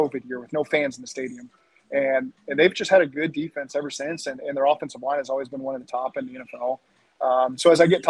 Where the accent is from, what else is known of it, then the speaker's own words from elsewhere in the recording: Norman, Oklahoma, United States; also born or lived in Lincoln, Nebraska / Kansas; now in Cincinnati, United States; Same values that I grew up with in Norman, and spent time in Lincoln and Kansas